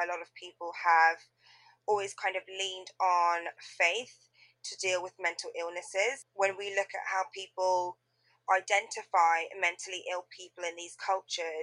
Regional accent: Tanzania; I would always say I'm from Tanzania

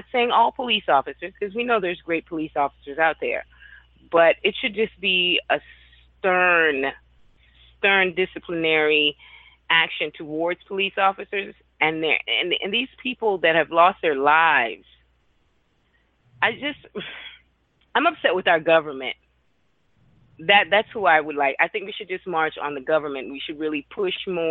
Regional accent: Trinidad & Tobago; moved away; I'm from Trinidad.

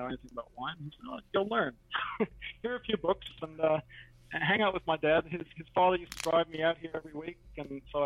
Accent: Waterloo, Ontario, Canada; moved away as an adult; now in Murrumbateman, Australia; I grew up in Waterloo, and as you guys might well know, it's big Mennonite country down there

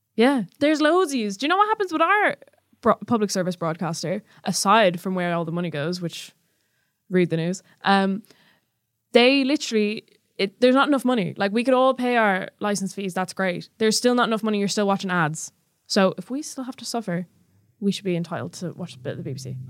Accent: Ireland; accent: Irish

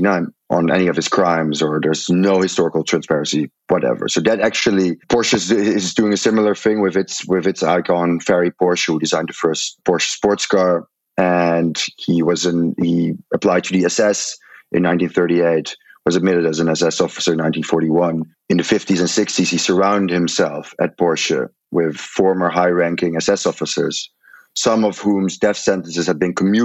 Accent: Netherlands; moved away as an adult; also born or lived in New York; I'm Dutch

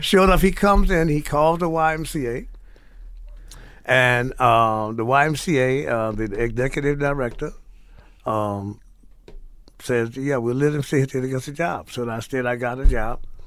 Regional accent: New Orleans, Louisiana, United States; moved away; also born or lived in Morgan City, Louisiana; Born, born, born in New Orleans, raised in New Orleans in Morgan City, Luther Island

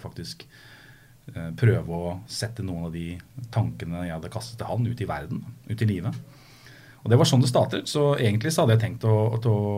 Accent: Skotterud, Innlandet, Norway; moved away; Jeg er fra Skøtterud.

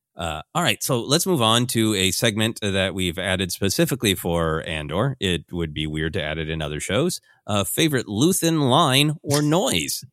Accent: Minnesota, United States; my cultural life uh, growing up in Minnesota

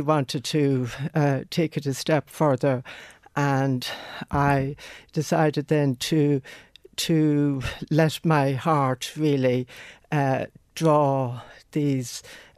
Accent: County Mayo, Connacht, Ireland; first language Irish; English is a second language; the Irish language, my native tongue, and I was born and bred in County Mayo, where we had a great love of the Irish language, and it was embedded in me.

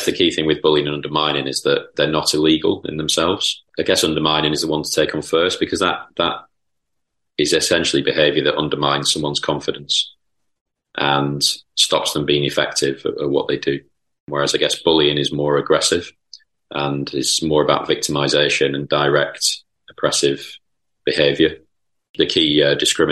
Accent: Lancashire, North West England, United Kingdom; also born or lived in Chorlton, Manchester; as a quite dour Lancastrian person

